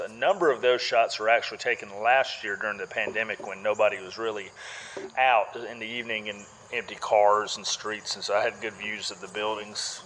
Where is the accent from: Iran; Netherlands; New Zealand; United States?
United States; Winterville, Georgia; Born and raised in Winterville, grew up going to the Marigold Festival